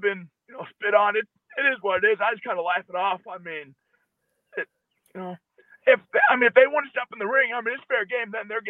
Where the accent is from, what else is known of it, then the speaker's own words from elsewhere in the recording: Illinois, United States; I'm from Illinois